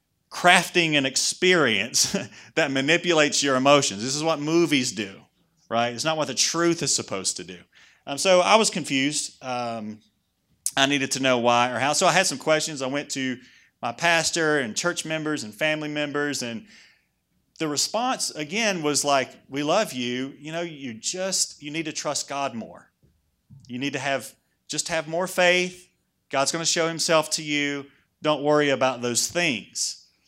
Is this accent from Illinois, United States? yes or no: no; Oakley, North Carolina, United States; So I was raised over in Oakley. Raised by my... anybody else from Oakley? No. Listen, it's hard to get out. I made it.